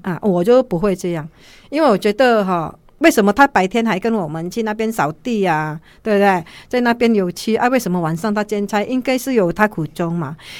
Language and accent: Chinese; Indonesia; Chinese is a second language; moved away as an adult; now in Taiwan; 我们在印尼，女人是很被尊重的